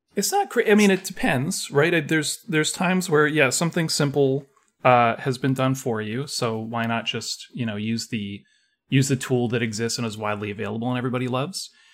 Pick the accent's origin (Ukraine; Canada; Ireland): Canada; I'm, I'm Canadian